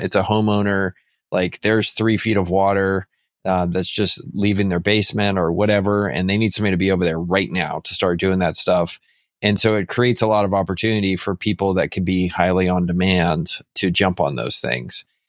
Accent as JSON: {"language": "English", "region": "Texas", "country": "United States", "also_born_or_lived": "San Antonio", "said": "a dumb Texan buying this business on Vancouver Island"}